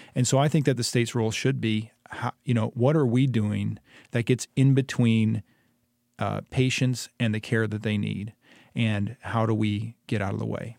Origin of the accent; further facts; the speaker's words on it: Ypsilanti, Michigan, United States; moved away as an adult; now in Hillsdale, United States; I grew up in Ypsilanti, uh, about sixty-five miles east of Hillsdale